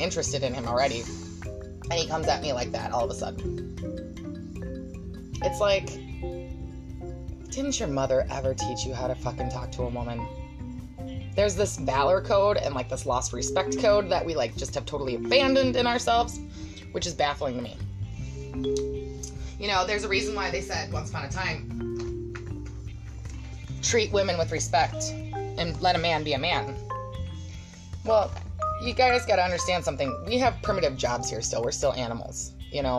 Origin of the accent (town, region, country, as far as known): United States